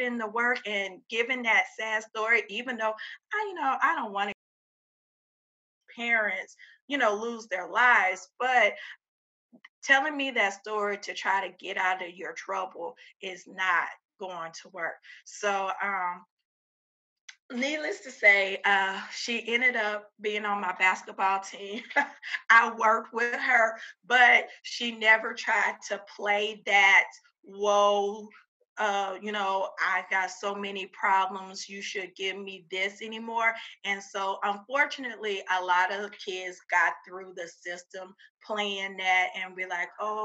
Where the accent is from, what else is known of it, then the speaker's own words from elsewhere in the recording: Louisiana, United States; now in Texas, United States; I'm from Louisiana, I know how it is to grow up in Louisiana and our education system.